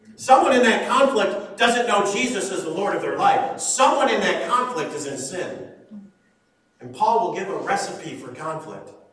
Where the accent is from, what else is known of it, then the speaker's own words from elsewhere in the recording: Shelby Township, Michigan, United States; also born or lived in West Texas; I grew up in Shelby Township